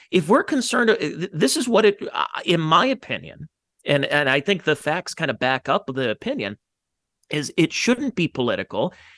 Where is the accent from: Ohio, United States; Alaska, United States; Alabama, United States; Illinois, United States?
Ohio, United States; from Ohio